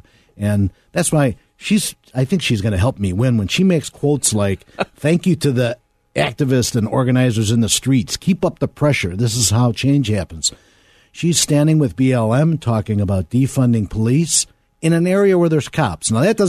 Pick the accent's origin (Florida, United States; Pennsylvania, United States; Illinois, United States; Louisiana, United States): Illinois, United States; Chicago; I grew up in Garfield Ridge, right by Midway Airport.